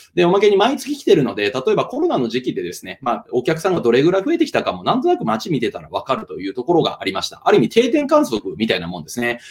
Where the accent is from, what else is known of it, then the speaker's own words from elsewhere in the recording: Kansai, Hyogo, Japan; 私、兵庫県民、え関西人でございますので